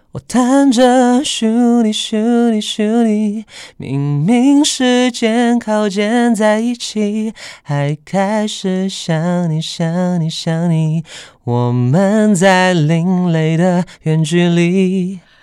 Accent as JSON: {"language": "Chinese", "town": "Sydney", "region": "New South Wales", "country": "Australia", "tie": "born or raised there", "moved": "as an adult", "said": "当然我在澳洲雪梨长大"}